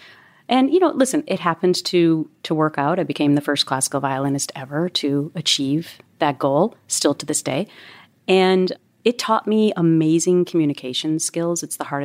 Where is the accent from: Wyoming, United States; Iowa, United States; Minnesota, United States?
Minnesota, United States; I'm from Minnesota. It's not really a pageant state.